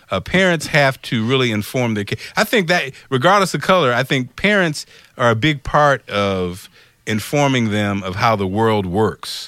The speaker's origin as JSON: {"language": "English", "town": "Springfield", "region": "Illinois", "country": "United States", "tie": "born or raised there", "also_born_or_lived": "Detroit, Michigan", "said": "I'm from Springfield, Illinois. I was born in Detroit."}